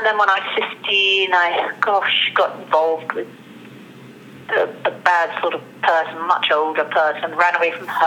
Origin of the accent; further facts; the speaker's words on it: London, United Kingdom; I was born in London, my parents got divorced.